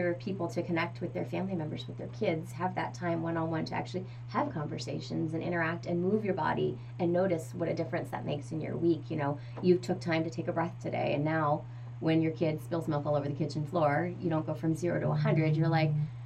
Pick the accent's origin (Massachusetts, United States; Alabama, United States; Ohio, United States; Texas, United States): Ohio, United States; now in New Hampshire, United States; I grew up in the Midwest out in Ohio